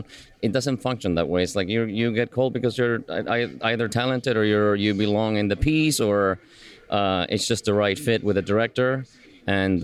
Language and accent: English; Buenos Aires, Argentina; moved away; also born or lived in Cuba; I was born in Cuba and grew up in Buenos Aires in Argentina